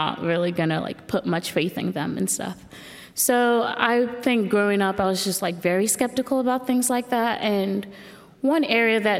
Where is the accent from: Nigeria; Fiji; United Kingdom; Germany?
Nigeria; moved away; I grew up in Nigeria